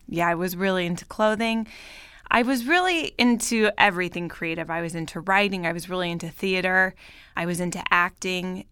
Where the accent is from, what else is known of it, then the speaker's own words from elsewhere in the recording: Bay Area, Northern California, United States; moved away as an adult; also born or lived in Paris / New York; now in Los Angeles, United States; I grew up in Northern California, in the Bay Area